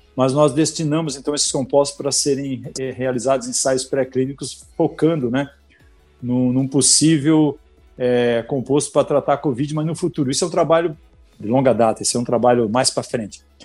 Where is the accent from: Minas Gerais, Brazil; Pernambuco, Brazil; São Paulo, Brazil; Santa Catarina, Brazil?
Santa Catarina, Brazil; Balneário Camboriú; Eu sou nascido lá em Balneário Camboriú, Santa Catarina